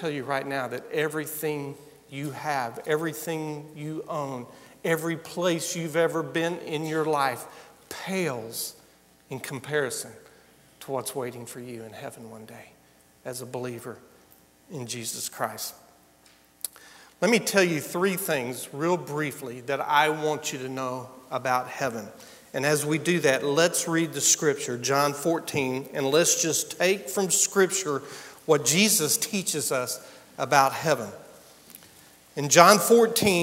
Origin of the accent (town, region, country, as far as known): United States